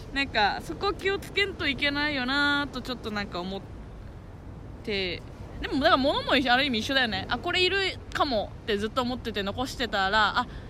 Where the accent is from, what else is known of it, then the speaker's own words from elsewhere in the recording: Urasoe, Okinawa, Japan; 浦添出身だからね。浦添にいたんだけど、今まで。